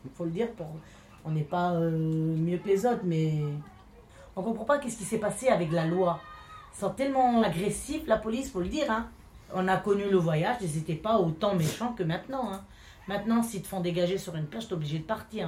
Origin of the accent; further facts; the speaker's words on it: France; French is a second language; also born or lived in Hellemmes-Ronchin; on est français